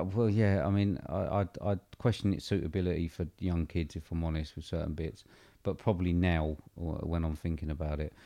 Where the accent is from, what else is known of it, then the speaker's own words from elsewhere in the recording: United Kingdom; we're obviously British